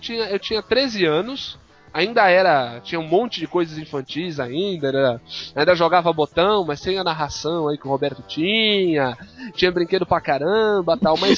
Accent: Brazil; also born or lived in Santos; a gente como brasileiro

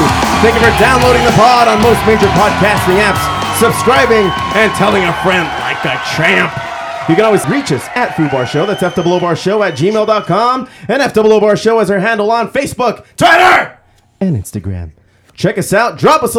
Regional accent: La Puente, California, United States; I came from La Puente, so there's just a bunch of M80s just blowing up every day.

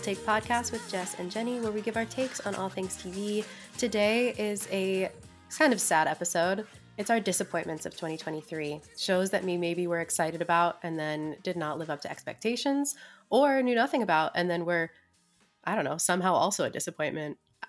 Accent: Ireland; I'm very Irish with that coupling of words

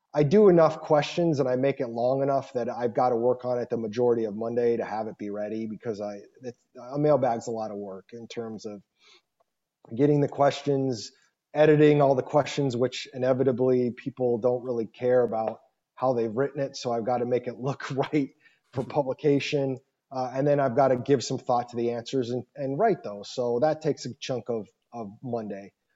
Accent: Scottsdale, Arizona, United States; also born or lived in Michigan; I'm from Scottsdale

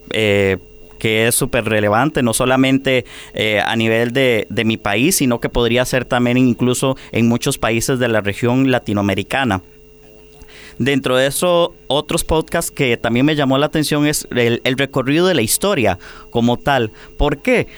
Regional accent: Costa Rica

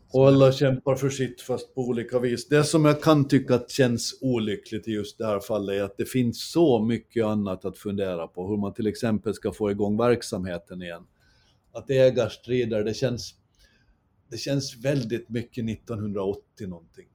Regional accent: Åland Islands; Så hyll till vårt Åland

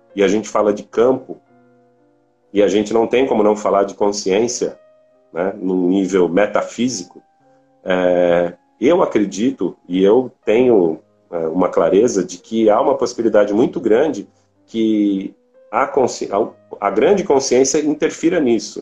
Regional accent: Brazil; nós aqui no Brasil

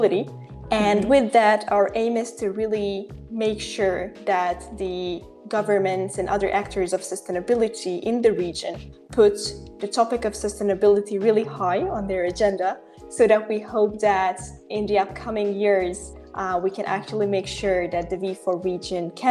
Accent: Hungary; I'm from Hungary. I live in Budapest

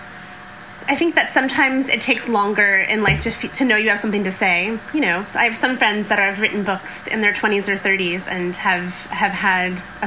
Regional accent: Indiana, United States; moved away as an adult; now in Seattle, United States; I was born and raised in Indiana

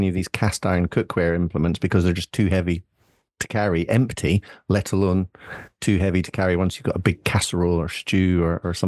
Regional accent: Scotland, United Kingdom; now in Isle of Wight, United Kingdom; as a Scot

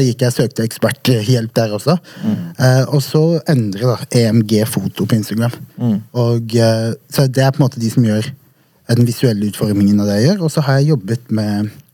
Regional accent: Vegårshei, Agder, Norway; moved away; Jeg er oppvokst på et bitte lite sted på Sørlandet som heter Vegårshei.

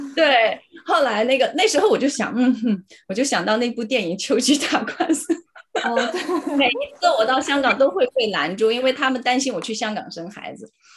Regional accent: China; moved away as an adult; now in Cambridge, United Kingdom; 我们是中国人

